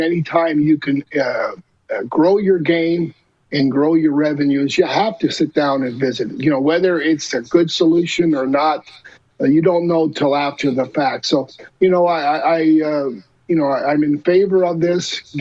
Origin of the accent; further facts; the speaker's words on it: Montreal, Quebec, Canada; being from Montreal, playing there as a player